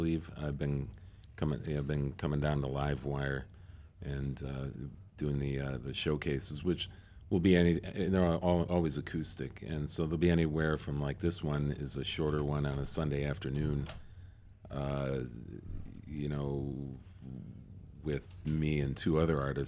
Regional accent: Chicago, Illinois, United States; moved away as an adult; now in Wisconsin, United States; I'm from Chicago

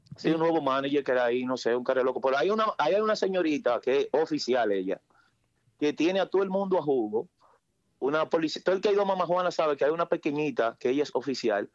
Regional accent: Newark, New Jersey, United States; Mayormente yo soy de Newark, New Jersey

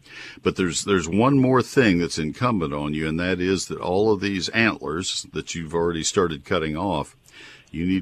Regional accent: Texas, United States; also born or lived in Ohio; I grew up in Texas. So I am a Texas guy through and through

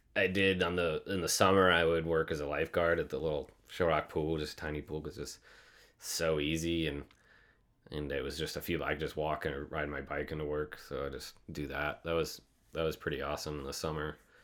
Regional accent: Shell Rock, Iowa, United States; moved away as an adult; also born or lived in North Dakota; I grew up in the Midwest, Iowa, like north, north central, if anybody knows Cedar Falls, Waterloo area.

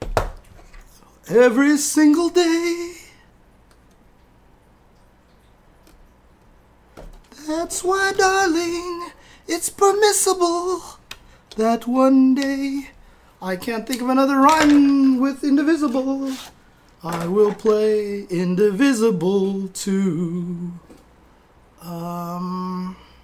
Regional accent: San Bernardino, California, United States; now in Los Angeles, United States; I grew up in San Bernardino, okay? I grew up in San Bernardino

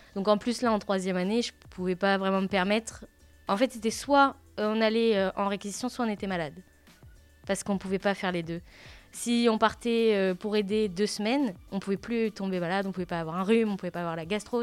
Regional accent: Le Havre, Normandy, France; Je suis du Havre

